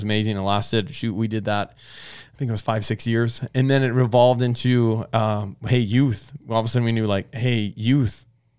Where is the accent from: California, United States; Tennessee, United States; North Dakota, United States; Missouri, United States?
North Dakota, United States; Bismarck; moved away as an adult; now in Phoenix, United States; that's where I grew up, Bismarck, North Dakota.